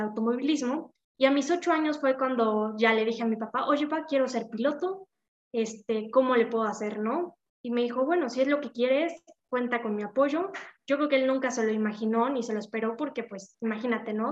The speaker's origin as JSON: {"language": "Spanish", "region": "Puebla", "country": "Mexico", "said": "yo soy de Puebla"}